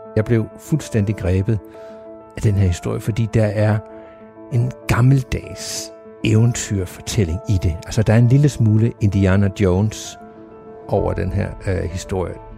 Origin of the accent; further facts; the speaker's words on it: Sønderborg, Southern Denmark, Denmark; jeg er vokset op i Sønderborg, og Sønderborg Slot har altid været en del af, af mit liv hernede